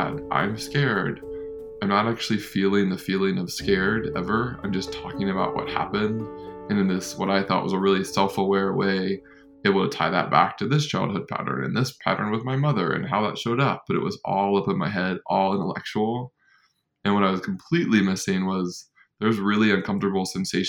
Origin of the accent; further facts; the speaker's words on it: North Carolina, United States; growing up in North Carolina